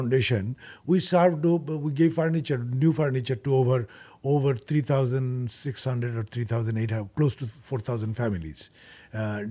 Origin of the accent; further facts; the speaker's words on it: Bangladesh; also born or lived in Nairobi, Kenya; now in United States; I'm originally from Bangladesh, so I was working in Nairobi in Kenya, and then from there I came to United States